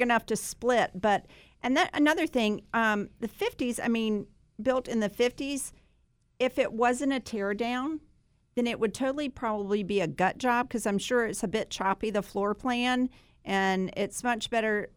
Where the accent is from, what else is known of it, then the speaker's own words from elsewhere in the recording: Sanford, North Carolina, United States; we grew up in Sanford together